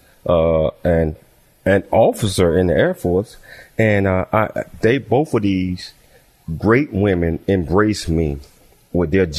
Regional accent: Chattanooga, Tennessee, United States; now in California, United States; growing up in Chattanooga, Tennessee

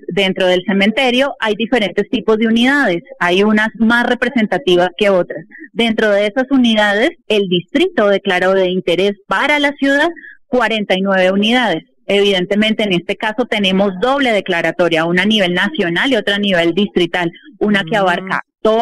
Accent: Bogotá, Colombia; nos hacen sentir en un lugar como colombianos y en este caso como bogotanos

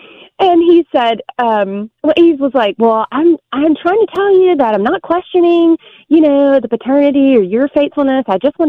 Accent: South Carolina, United States; now in New York, United States; I'm originally from South Carolina.

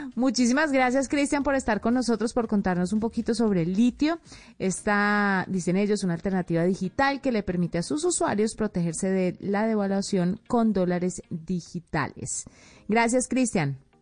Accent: Colombia; una colombiana de a pie

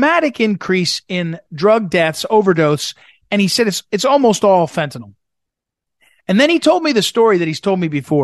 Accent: St. Louis, Missouri, United States; St. Louis, Missouri, my hometown

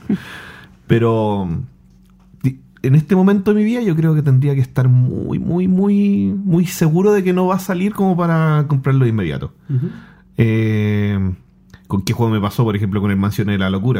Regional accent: Chile; soy de Chile

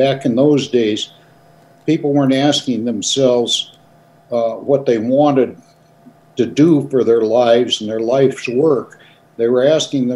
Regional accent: White Sulphur Springs, Montana, United States; also born or lived in Wilsall, Montana; the family moved all the way from Wilsall to White Sulphur Springs. And that's where I went to school and graduated from high school there.

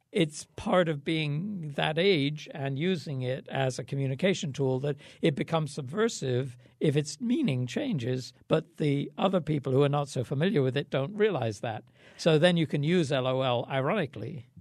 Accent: England, United Kingdom; moved away; I grew up in England at the time

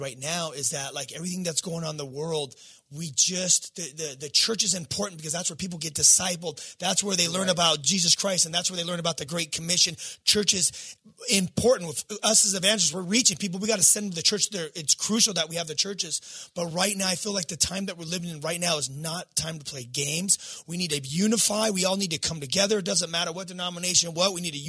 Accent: California, United States; I'm a skateboarder from Southern California, number one

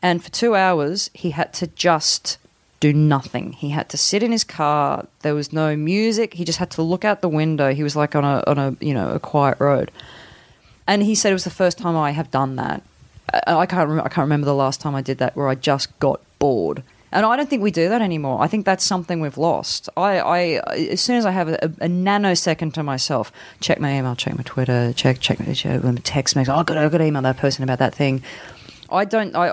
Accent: Newcastle, New South Wales, Australia; moved away; I loved growing up in Newcastle.

